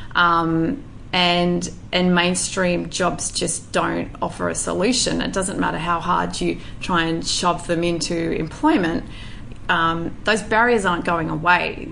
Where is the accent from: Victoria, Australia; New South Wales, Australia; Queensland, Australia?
New South Wales, Australia; northwest; also born or lived in Bogor, Indonesia; a very innocent, I would say, little country girl living on a farm in um, the northwest region of New South Wales